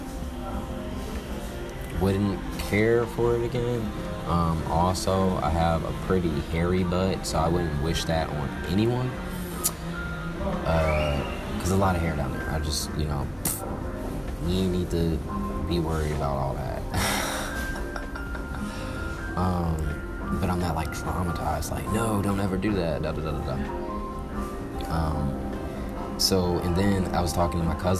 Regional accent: Atlanta, Georgia, United States; I'm from Atlanta

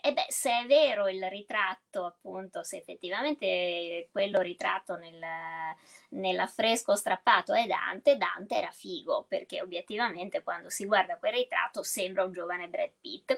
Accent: Venice, Veneto, Italy; da veneziana

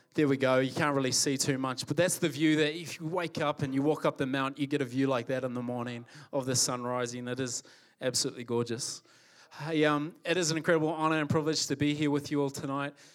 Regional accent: New Zealand; also born or lived in Calgary, Canada; I was born here in Calgary. So, born here, uh, and at the age of five, moved to New Zealand. My parents are both Kiwis.

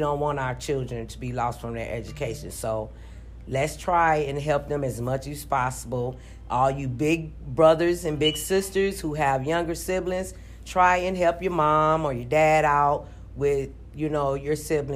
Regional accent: East St. Louis, Illinois, United States; now in Minneapolis, United States; I was born in St. Louis, Missouri, but I was raised in East St. Louis, Missouri. I now reside in Minneapolis, Minnesota

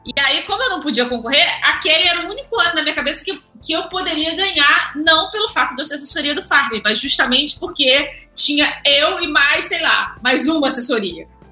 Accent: Rio de Janeiro, Brazil; eu sou carioca, tenho 35 anos é, sou nascida e criada no subúrbio do, do Rio

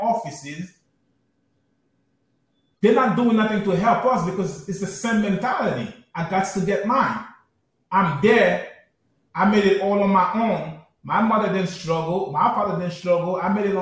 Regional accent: New York City, New York, United States; I grew up in Brooklyn

